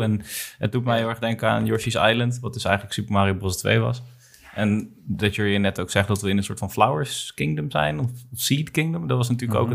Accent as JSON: {"language": "Dutch", "country": "Netherlands", "said": "wij zijn een beetje bevoorrecht als Nederlanders"}